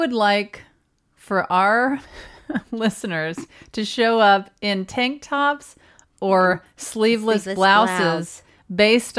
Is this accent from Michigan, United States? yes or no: no; Mississippi, United States; I'm from Mississippi.